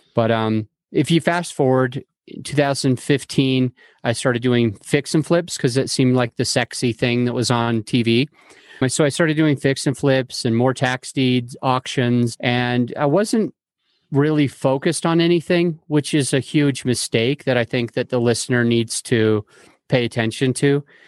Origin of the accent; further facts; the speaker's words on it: Salt Lake City, Utah, United States; moved away as an adult; now in Denver, United States; I grew up in Salt Lake City, Utah